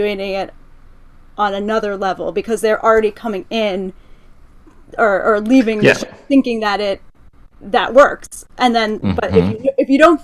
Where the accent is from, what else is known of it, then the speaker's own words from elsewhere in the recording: Philadelphia, Pennsylvania, United States; I'm from Philadelphia